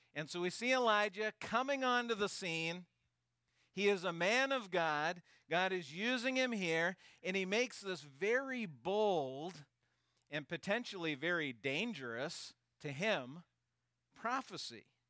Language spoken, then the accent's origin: English; Maine, United States; also born or lived in Canada; I was born here in Maine